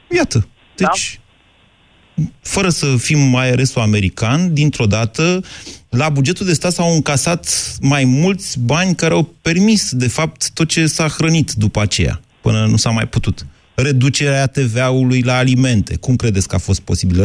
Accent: Oltenia, Romania; sunt oltean

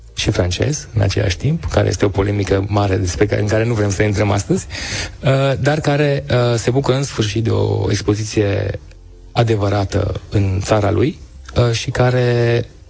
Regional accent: Timișoara, Timiș County, Romania; eu sunt chiar mândru și uh, un, un uh, timișorean mândru că sunt timișorean

